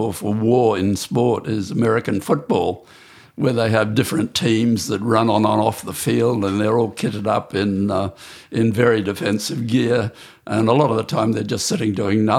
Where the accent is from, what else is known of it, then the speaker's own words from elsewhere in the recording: Brisbane, Queensland, Australia; I grew up in Brisbane, the outer suburb of Brisbane